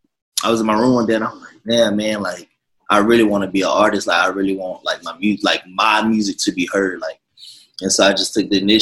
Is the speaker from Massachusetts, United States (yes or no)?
no; Jacksonville, Florida, United States; now in Los Angeles, United States; I come from Jacksonville, Florida, Duval County.